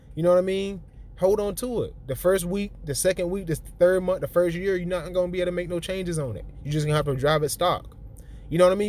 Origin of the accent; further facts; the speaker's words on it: the South, United States; I'm from the South